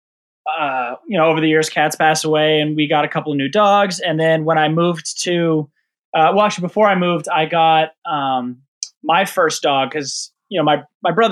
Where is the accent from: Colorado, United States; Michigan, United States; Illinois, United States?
Colorado, United States; right outside of Boulder; I grew up in, right outside of Boulder, Colorado